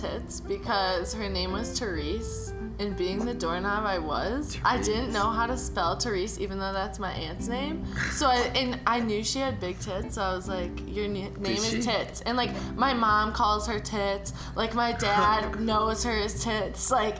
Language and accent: English; Appleton, Wisconsin, United States; Appleton, Wisconsin.